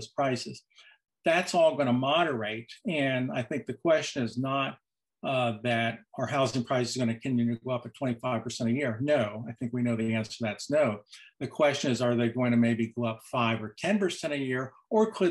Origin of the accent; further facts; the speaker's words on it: Cincinnati, Ohio, United States; that's where I'm from. I grew up in Cincinnati, and I grew up in the 50s and 60s there